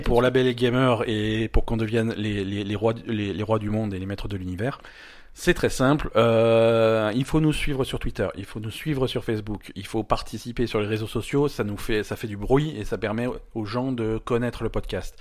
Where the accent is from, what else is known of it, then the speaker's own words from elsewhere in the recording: France; on est français